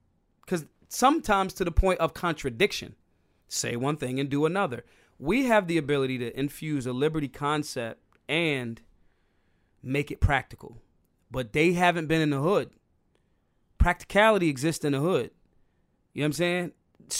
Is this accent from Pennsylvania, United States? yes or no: yes; Philadelphia, Pennsylvania, United States; because, like, I'm from Philly. Like, you can't even hurt my feelings.